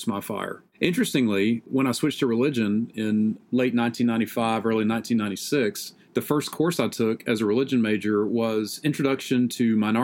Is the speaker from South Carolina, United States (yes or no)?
yes; Greenville, South Carolina, United States; moved away as an adult; also born or lived in Louisville, Kentucky / Utah; now in Texas, United States; I grew up in northwestern South Carolina